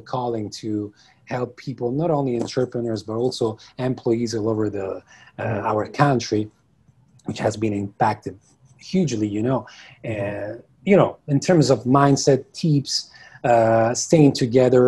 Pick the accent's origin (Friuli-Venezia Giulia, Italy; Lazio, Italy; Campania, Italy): Lazio, Italy; Rome; I'm from Italy. I'm from Rome. I'm currently from Rome. Yeah, this is where I was born. This is where I live the majority of my life